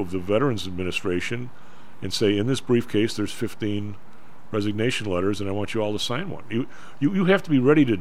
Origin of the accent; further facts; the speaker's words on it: Chicago, Illinois, United States; I'm from Chicago